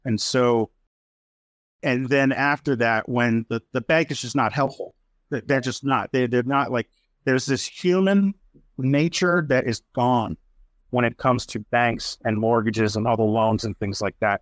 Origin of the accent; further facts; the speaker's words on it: Worcester, Massachusetts, United States; in my hometown of Worcester, Mass.